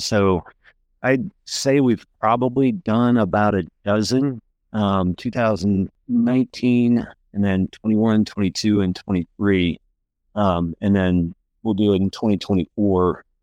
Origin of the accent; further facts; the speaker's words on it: Pennsylvania, United States; moved away; also born or lived in North Carolina; I'm from Pennsylvania